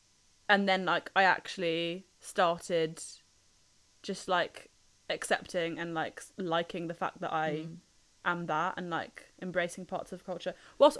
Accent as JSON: {"language": "English", "country": "United Kingdom", "said": "obviously not being white, being British."}